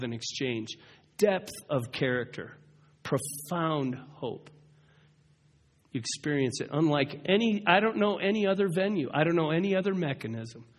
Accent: United States; I'm going to ask you this as an American.

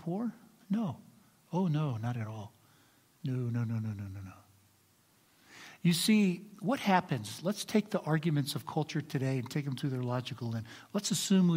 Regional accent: United States; I'm also an American and proud of it.

